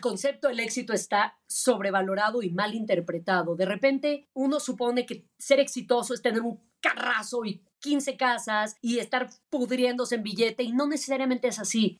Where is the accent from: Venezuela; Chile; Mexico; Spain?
Mexico; Yo soy una mexicana la más orgullosa y la más nacionalista del mundo